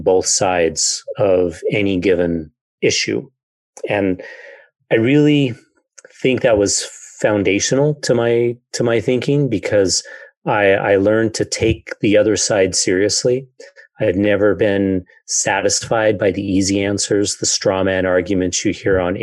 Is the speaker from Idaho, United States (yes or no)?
yes; Idaho Falls, Idaho, United States; I grew up in Idaho Falls